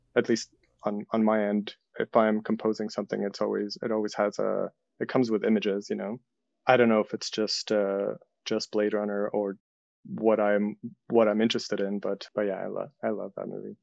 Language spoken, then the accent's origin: English; Ukraine; moved away; I'm from Soviet Ukraine